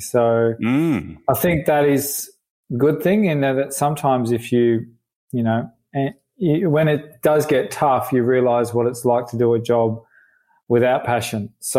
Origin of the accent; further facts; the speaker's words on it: Melbourne, Victoria, Australia; I grew up in West Heidelberg, opposite Darwin Creek